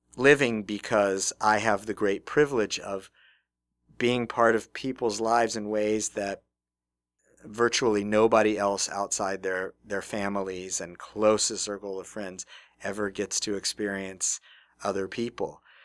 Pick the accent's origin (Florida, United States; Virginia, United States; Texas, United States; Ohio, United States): Texas, United States; Houston; now in Nebraska, United States; I grew up in Houston, Texas